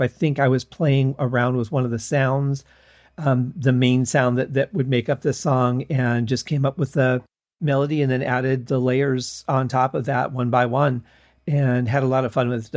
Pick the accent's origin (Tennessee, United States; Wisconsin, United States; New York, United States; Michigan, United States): Michigan, United States; growing up in Michigan